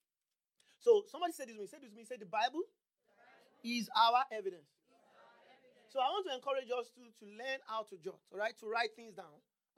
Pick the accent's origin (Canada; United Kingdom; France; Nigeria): Nigeria; moved away; I'm from Nigeria.